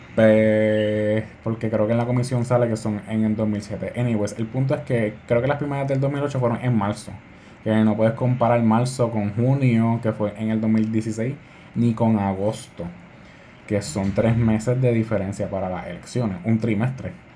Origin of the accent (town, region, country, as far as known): Puerto Rico